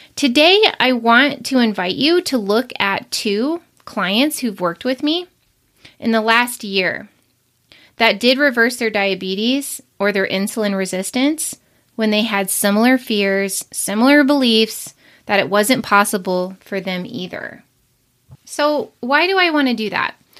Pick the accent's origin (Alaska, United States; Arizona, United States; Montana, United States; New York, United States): Montana, United States; Billings; I'm from Billings, Montana